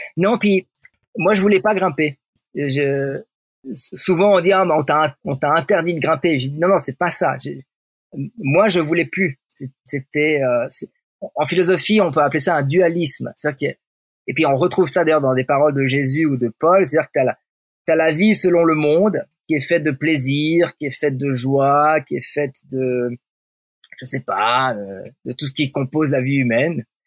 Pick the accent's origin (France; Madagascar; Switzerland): Switzerland; je suis un Suisse, parle français